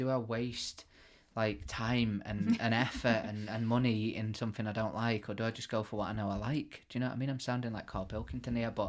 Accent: Yorkshire and the Humber, United Kingdom; Being from Yorkshire

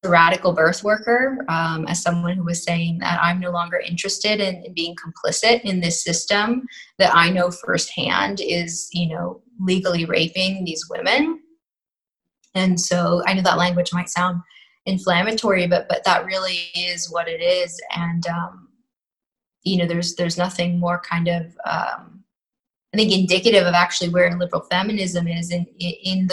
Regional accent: New York City, New York, United States; I'm from New York City and, you know, grew up in a kind of a neoliberal, predominantly secular bubble.

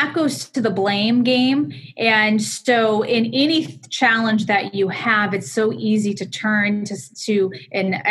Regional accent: Boston, Massachusetts, United States; accent: Boston; also born or lived in Connecticut; I am from Connecticut, although I'm a Boston girl at heart, and I have a Boston accent to go along with it

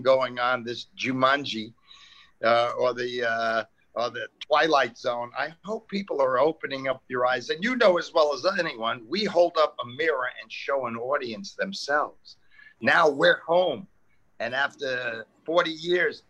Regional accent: New York City, New York, United States; now in Santa Monica, United States; I grew up in Queens, New York

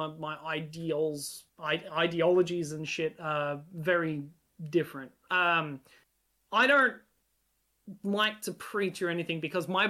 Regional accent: Australia; first language Hungarian; English is a second language; Hungary will always be my home, even though I was born and raised in Australia. But that's because of my upbringing, because it was my first language

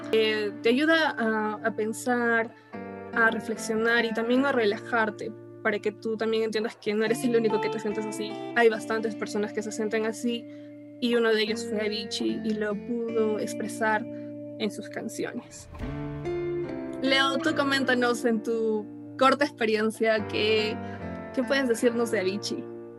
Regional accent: Peru; como peruanos

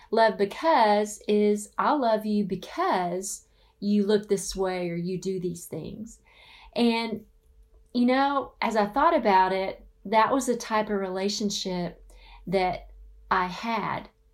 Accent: the South, United States; now in Phoenix, United States; I grew up in the South

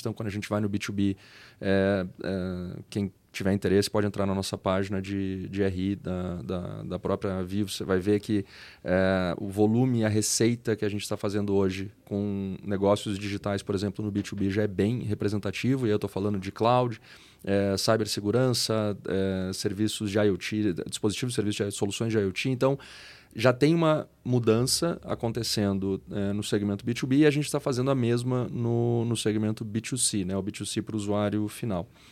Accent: Rio Grande do Sul, Brazil; moved away as an adult; now in São Paulo, Brazil; eu sou gaúcho, é, emigrei para São Paulo há quase 14 anos agora, então de vez em quando o pessoal acha que eu não tenho sotaque

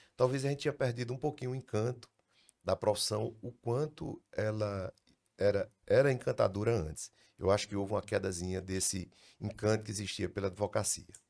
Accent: Iracema, Brazil; nasci em Iracema, 1960

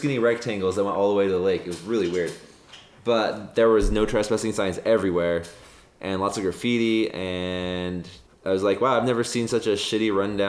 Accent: South Jordan, Utah, United States; also born or lived in Sandy, Utah / Idaho; So I grew up in South Jordan, Utah, which is about 20 miles south of downtown Salt Lake. It's still considered Salt Lake, but it's, you know, it's an incorporated town on the outskirts.

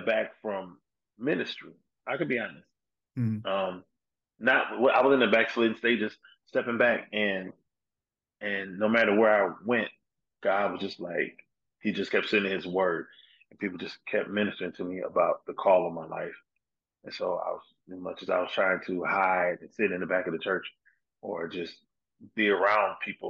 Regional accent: South Bend, Indiana, United States; also born or lived in Detroit, Michigan; now in Dallas, United States; my hometown, South Bend, Indiana

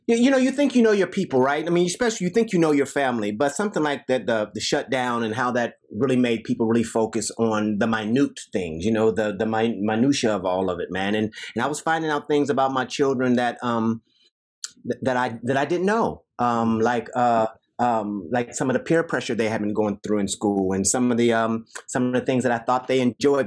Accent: Dayton, Ohio, United States; I'm from Dayton, Ohio

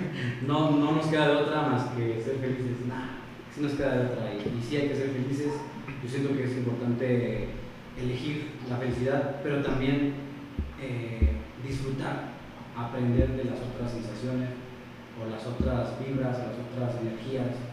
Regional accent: Oaxaca, Mexico; now in San Luis Potosí, Mexico; eh, yo soy de Oaxaca, originario, pero ya tengo viviendo aquí bastante tiempo en San Luis Potosí.

